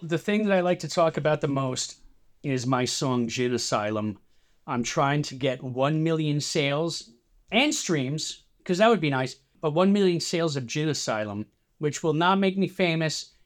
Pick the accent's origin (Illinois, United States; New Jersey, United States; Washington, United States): New Jersey, United States; I grew up in New Jersey. I've lived in New Jersey, I'd say ninety-eight percent of my life